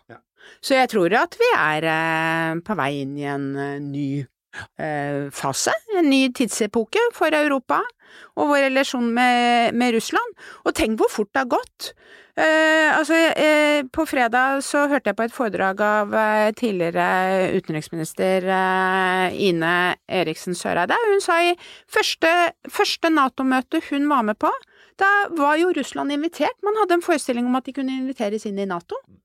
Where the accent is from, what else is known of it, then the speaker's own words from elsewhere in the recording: Norway; som nordmann